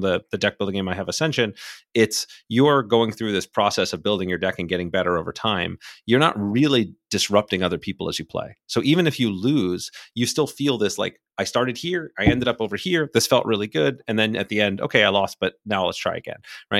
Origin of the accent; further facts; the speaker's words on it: Miami, Florida, United States; moved away as an adult; also born or lived in New Hampshire; I grew up in Miami